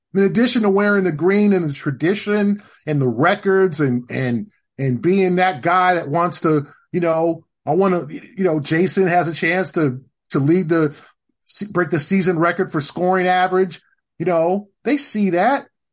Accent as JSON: {"language": "English", "town": "Los Angeles", "region": "California", "country": "United States", "tie": "born or raised there", "moved": "yes", "lives_now": "Boston, United States", "said": "born and raised in Los Angeles"}